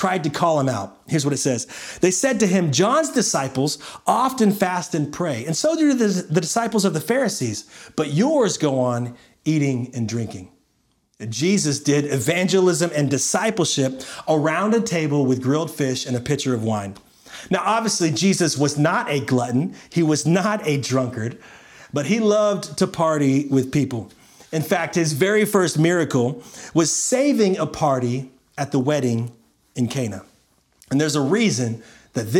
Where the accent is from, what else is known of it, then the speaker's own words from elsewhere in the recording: Florida, United States; moved away as an adult; also born or lived in Nashville / Washington, D.C.; when I was a young boy growing up in Florida